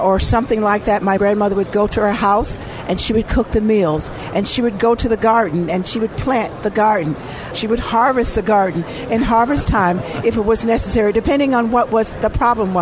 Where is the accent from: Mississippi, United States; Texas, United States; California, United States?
Mississippi, United States; Eden; now in Chicago, United States; I was born in Mississippi. I was born in a very small town called Eden, Mississippi.